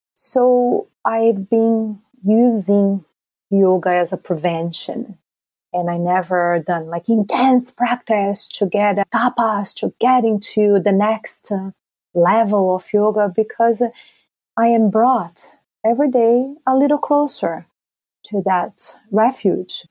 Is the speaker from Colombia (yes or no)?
no; Brazil; growing up in Brazil